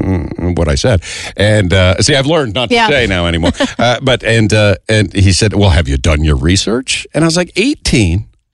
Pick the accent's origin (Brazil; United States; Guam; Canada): Canada; Fort Saskatchewan, Alberta; I'm from Fort Saskatchewan. 1,000% people in Edmonton think I'm from Saskatchewan.